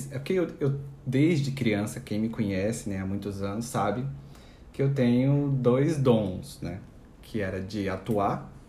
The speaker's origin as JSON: {"language": "Portuguese", "region": "Minas Gerais", "country": "Brazil", "lives_now": "Santos, Brazil", "said": "porque eu vim do interior de Minas Gerais, né, para uma cidade bem maior aqui, em Santos."}